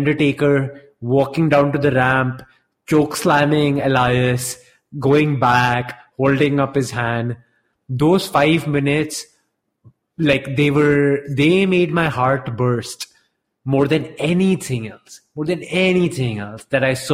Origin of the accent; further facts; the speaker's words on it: Delhi, India; growing up in Delhi as a kid